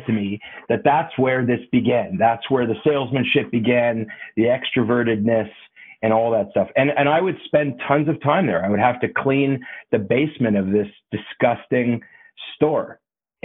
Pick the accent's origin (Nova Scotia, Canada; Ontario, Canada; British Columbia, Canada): Ontario, Canada; Toronto; I grew up in Toronto